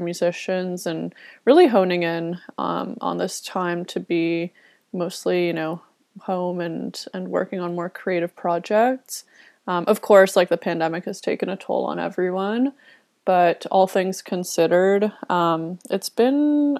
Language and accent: English; Toronto, Ontario, Canada; moved away as an adult; now in Vancouver, Canada; I grew up in Toronto and have lived, I guess, most of my adulthood in the city. And a couple years ago, I decided to transition over to the West Coast